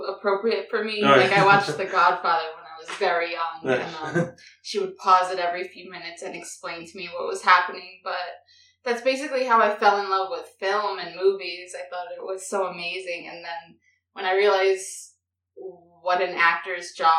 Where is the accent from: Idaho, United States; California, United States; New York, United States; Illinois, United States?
New York, United States; New York City; born and raised in the Bronx